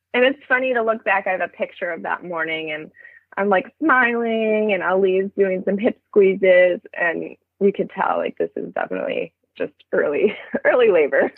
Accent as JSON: {"language": "English", "town": "Berkeley", "region": "California", "country": "United States", "tie": "born or raised there", "also_born_or_lived": "Treasure Island, San Francisco Bay Area", "said": "we're moving to Berkeley soon, which is my hometown"}